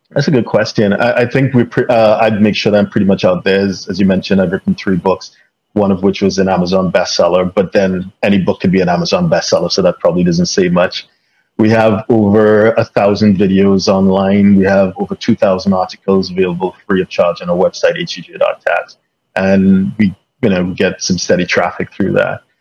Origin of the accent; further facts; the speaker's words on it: London, United Kingdom; born there; in terms of my background, I guess I kind of grew up internationally uh, in the sense that I was born in London. Um, both my parents are from Trinidad and the Caribbean.